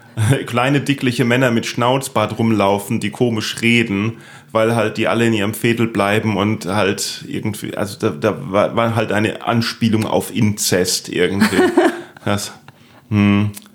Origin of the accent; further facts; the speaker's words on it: Neustadt an der Weinstraße, Rhineland-Palatinate, Germany; ich bin in Neustadt in der Weinstraße aufgewachsen